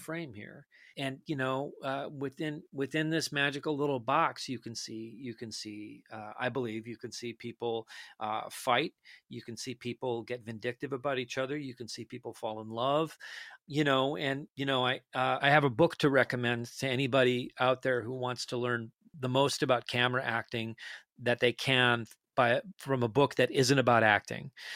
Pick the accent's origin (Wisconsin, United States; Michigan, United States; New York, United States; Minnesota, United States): Minnesota, United States; Detroit Lakes; moved away